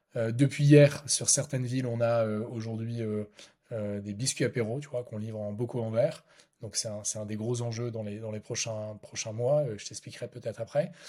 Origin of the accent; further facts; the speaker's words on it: Lille, Hauts-de-France, France; on, est à Lille, hein, on est lillois